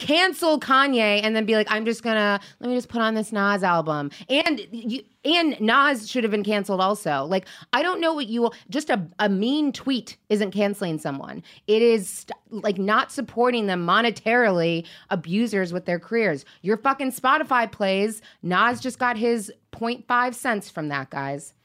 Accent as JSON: {"language": "English", "town": "Seattle", "region": "Washington", "country": "United States", "tie": "born or raised there", "said": "I grew up in Seattle"}